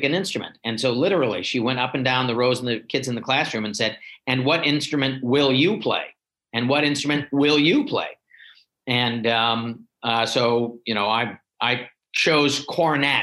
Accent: Shaker Heights, Ohio, United States; moved away as an adult; also born or lived in Los Angeles, California / Windsor, Ontario; now in Cincinnati, United States; I grew up in Cleveland, just on the east side of Cleveland in Shaker Heights

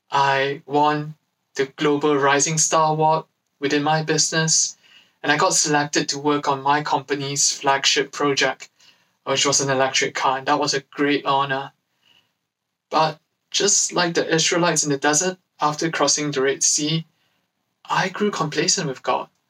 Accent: London, United Kingdom; I'm from Acts London

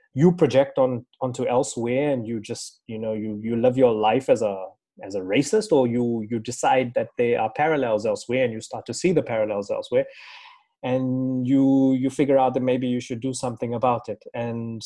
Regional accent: South Africa; as a 7-year-old growing up in South Africa

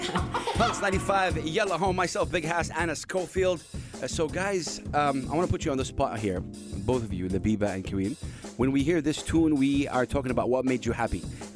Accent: Saudi Arabia; I'm from Saudi Arabia

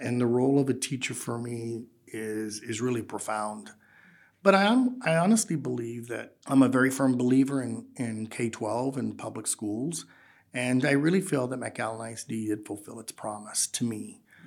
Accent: Rio Grande Valley, Texas, United States; now in San Antonio, United States; growing up in the Rio Grande Valley

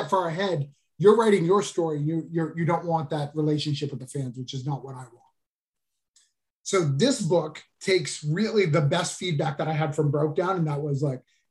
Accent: New Hampshire, United States; moved away; this book is actually set in my hometown

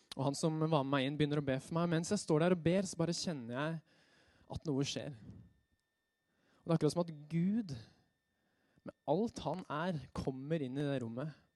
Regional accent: Røyse, Buskerud, Norway; ungdomsgruppe hjemme på Røyse der hvor jeg er fra

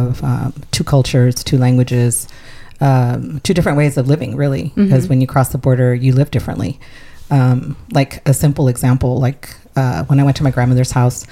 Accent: San Diego, California, United States; first language Spanish; English is a second language; San Diego was different. I grew up in an area that was very integrated. We had Navy housing on top of the hill above our school. And then I lived on a street that had two other Hispanic families

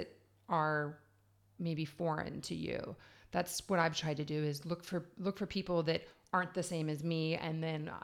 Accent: United States; now in Ireland; I'm from America.

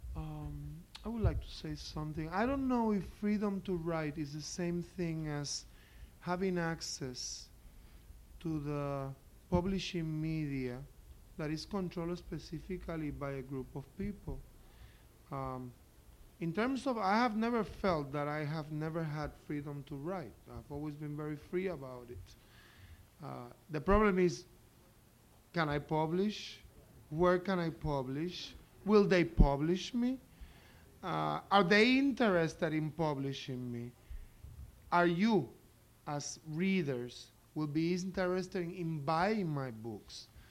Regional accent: Puerto Rico

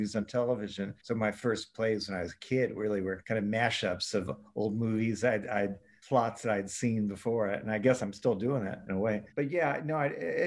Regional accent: New York City, New York, United States; growing up in New York City, it's a little different

